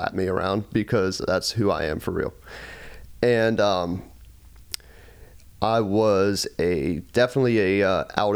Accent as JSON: {"language": "English", "town": "Pittsburgh", "region": "Pennsylvania", "country": "United States", "tie": "born or raised there", "said": "my upbringing, you know, we're from Pittsburgh"}